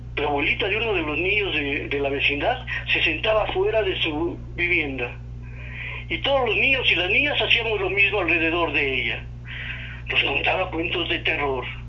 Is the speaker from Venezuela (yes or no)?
no; Mexico City, Mexico; yo desde mi infancia, yo nací en Tepito